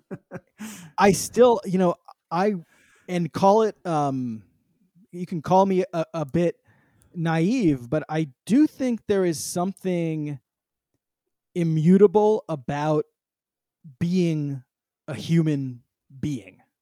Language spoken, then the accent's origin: English; San Francisco, California, United States; I grew up in San Francisco during the very first dot